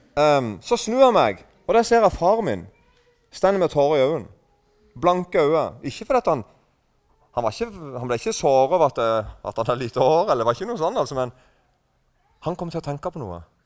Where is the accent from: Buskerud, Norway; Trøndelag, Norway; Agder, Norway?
Agder, Norway; Eiken; accent: mix of Rogaland and Sørlandet dialect; kommer fra Eiken. og Der snakker vi en slags blanding av um, Nå er ikke jeg en veldig god representant for dialekten min